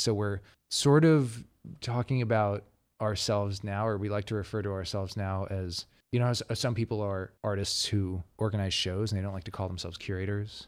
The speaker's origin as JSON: {"language": "English", "town": "Dallas", "region": "Texas", "country": "United States", "tie": "born or raised there", "also_born_or_lived": "Taos, New Mexico", "moved": "as an adult", "lives_now": "Los Angeles, United States", "said": "I grew up between Dallas, Texas, and Towson, New Mexico"}